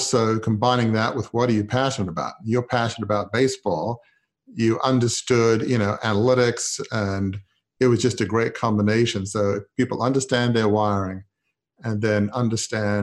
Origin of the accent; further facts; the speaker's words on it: Australia; now in Washington, D.C., United States; I grew up in Australia, which is kind of the land of cricket. So I've lived here a long time